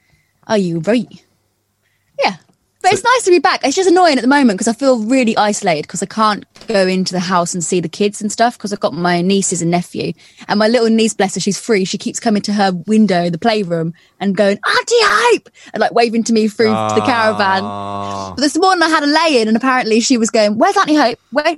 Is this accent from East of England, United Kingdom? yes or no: yes; King's Lynn, East of England, United Kingdom; accent: Norfolk; moved away as an adult; also born or lived in London; I'm a Norfolk dumpling. Yeah, I'm from a little place called King's Lynn.